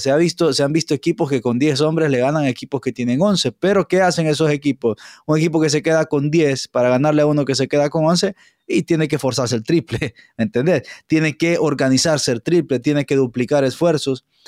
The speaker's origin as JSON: {"language": "Spanish", "town": "San Pedro Sula", "region": "Cortés", "country": "Honduras", "tie": "born or raised there", "said": "los que nacimos y crecimos acá"}